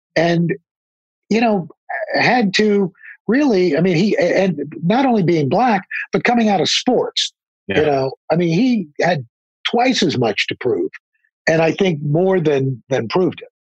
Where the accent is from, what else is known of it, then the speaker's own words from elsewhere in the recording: New York, United States; I grew up in New York